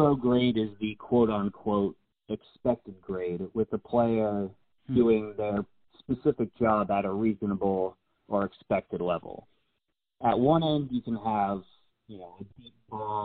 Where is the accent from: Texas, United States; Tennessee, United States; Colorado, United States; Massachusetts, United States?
Massachusetts, United States; Boston; I'm from the Boston area, so obviously with the culture here, I was just a huge sports fan growing up.